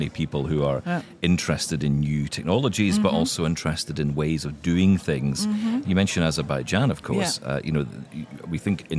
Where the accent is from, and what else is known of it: United Kingdom